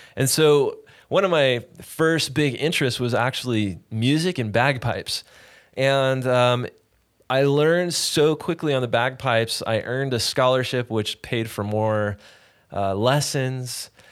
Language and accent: English; Sacramento, California, United States; also born or lived in Los Angeles, California; I was born in Sacramento. We moved to L A for a stint. And then we moved back to Sacramento